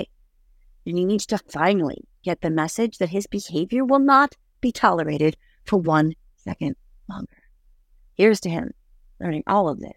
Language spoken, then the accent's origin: English; United States; as an American